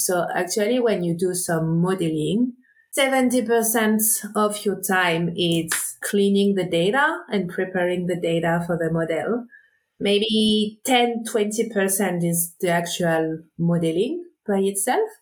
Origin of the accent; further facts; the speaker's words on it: south of France, France; moved away as an adult; also born or lived in Réunion; I grew up on the Mediterranean coast in the south of France, mostly on the boat